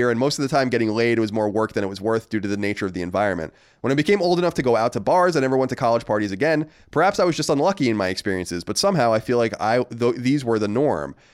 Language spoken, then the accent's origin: English; Manchester, New Jersey, United States; which isn't too far from my hometown of Manchester, New Jersey.